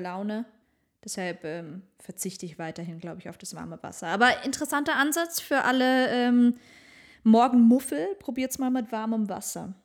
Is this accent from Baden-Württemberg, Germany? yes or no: yes; Northern Black Forest, near Baden-Baden, Baden-Württemberg, Germany; moved away as an adult; also born or lived in Stuttgart; Ich komme aus dem Schwarzwald, Nordschwarzwald besser gesagt, äh, born and raised, aus der Nähe von Baden-Baden